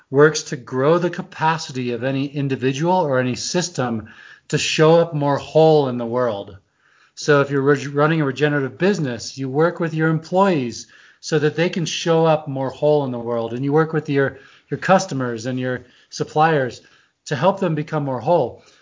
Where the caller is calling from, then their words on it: Idaho, United States; I am in Teton Valley, Idaho, and we have two feet of snow in our front yard.